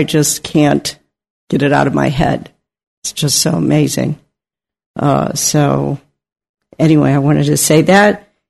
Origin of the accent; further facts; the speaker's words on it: Napa, California, United States; So, you're from Napa? I'm from Napa.